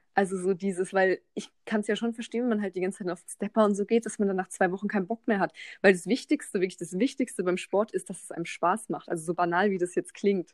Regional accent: Mannheim, Baden-Württemberg, Germany; ich bin ja aus Mannheim

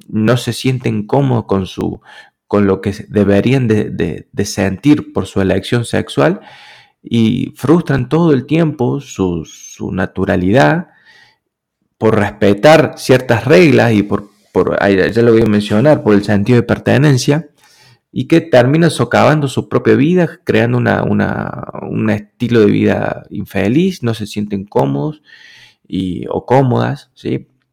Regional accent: Argentina; yo soy argentino

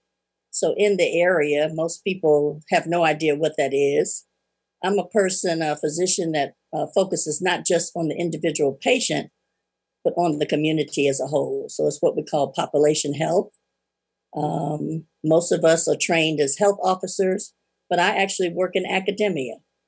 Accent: Atlanta, Georgia, United States; now in Tuscaloosa, United States; I'm from Atlanta, Georgia

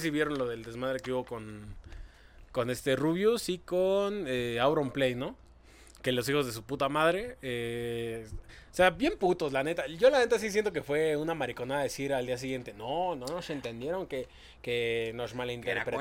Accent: Mexico; así somos los mexicanos

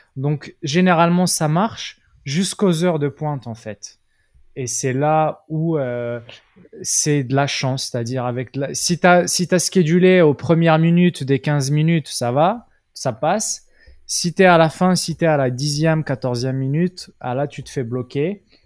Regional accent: Morocco; moved away as an adult; j'étais au Maroc hein, au passage. Donc moi, je viens du Maroc. À la base, je suis d'origine marocaine.

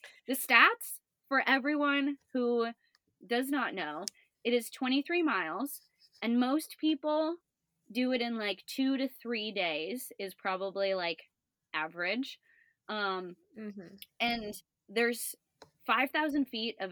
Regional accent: Florida, United States; now in Washington, United States; me growing up in Florida

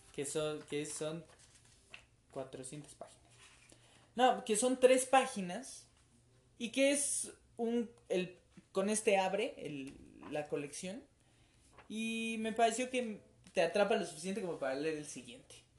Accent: Mexico; nuestra cultura colectiva como mexicanos

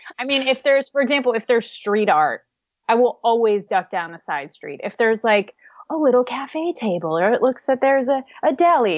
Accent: the Midwest of the U.S., United States; I grew up in the Midwest of the U.S., so a part of the country that's pretty flat

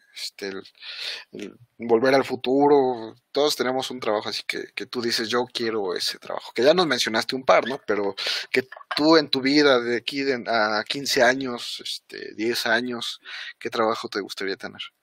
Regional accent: Mexico; como mexicanos, pues somos morenitos

